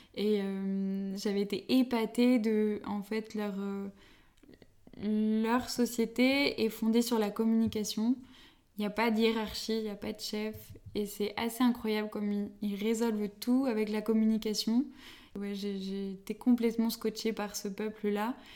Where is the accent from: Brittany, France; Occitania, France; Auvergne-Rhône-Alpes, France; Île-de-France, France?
Île-de-France, France; Paris region; j'ai grandi toute euh, ma vie euh, en région parisienne.